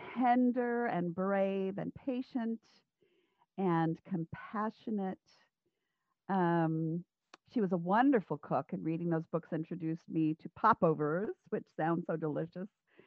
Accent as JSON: {"language": "English", "town": "Twin Falls", "region": "Idaho", "country": "United States", "tie": "born or raised there", "said": "I was born in Twin Falls, Idaho."}